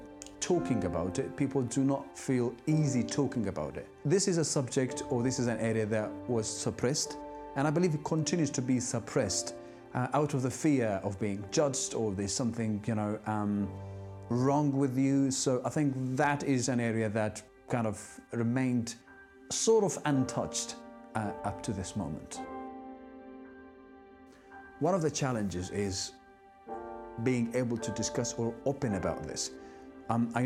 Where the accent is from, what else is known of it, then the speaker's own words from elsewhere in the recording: Syria; moved away as an adult; also born or lived in Iraq; now in United Kingdom; I'm originally from Syria, and I now live in the United Kingdom